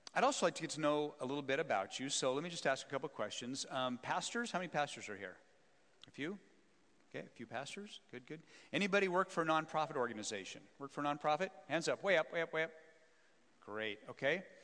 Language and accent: English; Wyoming, United States; I'm a small town boy, born and raised in Wyoming